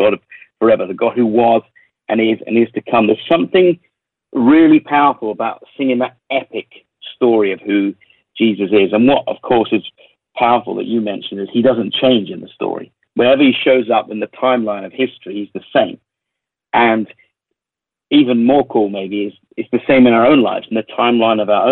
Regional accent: London, United Kingdom; accent: London-ish English; my English accent is very, it's quite kind of common. You know, it's a bit London-ish.

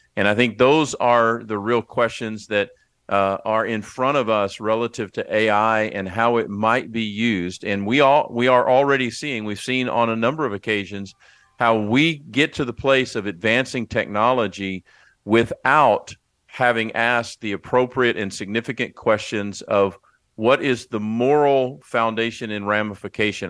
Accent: Texas, United States; as a Texan

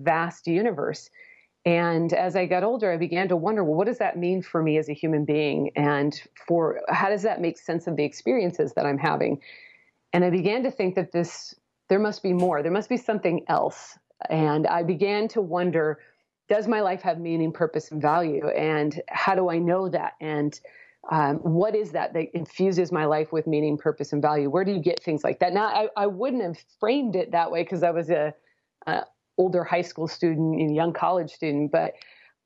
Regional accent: Portland, Oregon, United States; moved away; also born or lived in Houston, Texas; I grew up in the Portland, Oregon area

